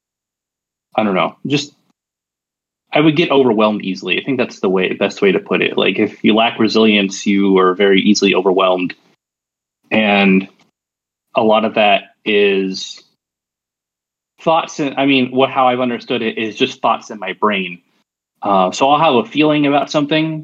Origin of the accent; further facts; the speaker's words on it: Arizona, United States; I'm 33. I'm from Arizona, the United States.